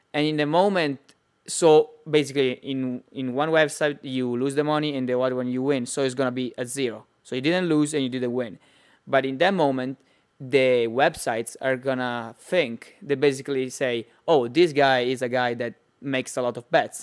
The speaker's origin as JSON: {"language": "English", "country": "Italy", "accent": "Italian", "second_language": "English", "said": "it's pretty Italian"}